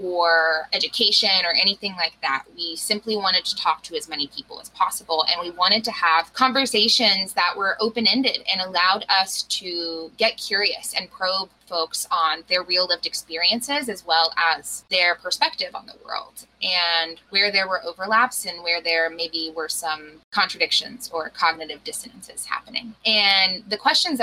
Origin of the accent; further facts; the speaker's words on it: Western North Carolina, United States; I grew up out here in Western North Carolina. I call myself a proud Appalachian woman.